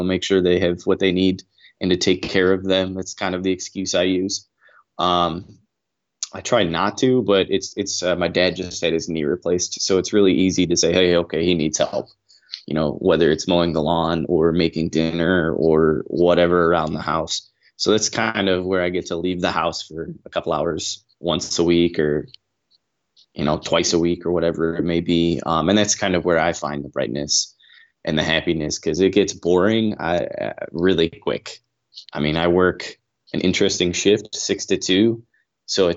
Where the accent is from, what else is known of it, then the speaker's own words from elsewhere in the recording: Aurora, Illinois, United States; now in Fort Worth, United States; I am from Aurora, Illinois, but I live in Fort Worth, Texas